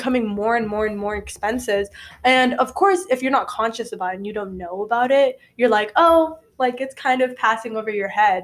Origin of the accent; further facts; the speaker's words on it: Indonesia; now in United States; I'm from Indonesia